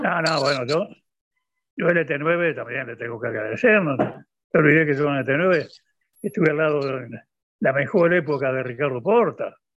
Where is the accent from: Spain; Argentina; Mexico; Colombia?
Argentina; Soy argentino